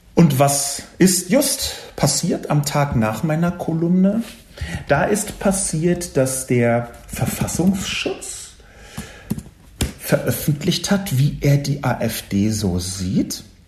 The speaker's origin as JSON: {"language": "German", "region": "Berlin", "country": "Germany", "tie": "born or raised there", "said": "ich bin in West-Berlin aufgewachsen, im amerikanischen Sektor"}